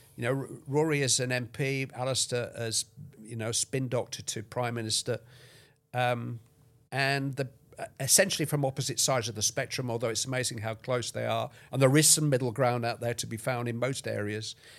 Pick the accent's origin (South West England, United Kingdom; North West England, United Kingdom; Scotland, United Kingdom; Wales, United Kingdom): North West England, United Kingdom; near Bolton; I'm very nearly from Bolton